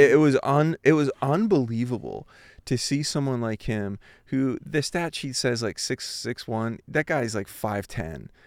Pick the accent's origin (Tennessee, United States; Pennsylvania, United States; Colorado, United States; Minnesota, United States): Pennsylvania, United States; Philadelphia; moved away as an adult; also born or lived in Ohio; I grew up in Philadelphia, an East Coast